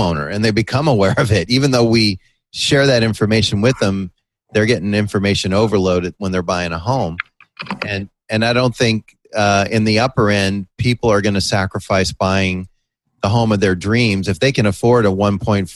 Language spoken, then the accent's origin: English; San Mateo, California, United States; moved away; also born or lived in La Jolla; In my hometown of San Mateo in the Bay Area